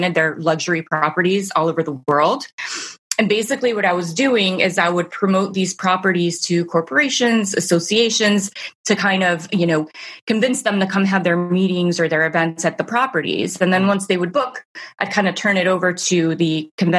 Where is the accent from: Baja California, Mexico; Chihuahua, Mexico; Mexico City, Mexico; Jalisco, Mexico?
Mexico City, Mexico; moved away as an adult; also born or lived in Amherst, Massachusetts, United States; now in Northern Virginia, United States; I was born and raised in Mexico City. I lived there till I was 18